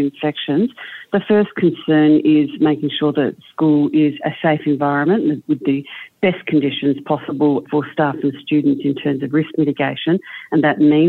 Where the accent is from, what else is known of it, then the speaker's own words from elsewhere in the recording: South Australia, Australia; my home state in South Australia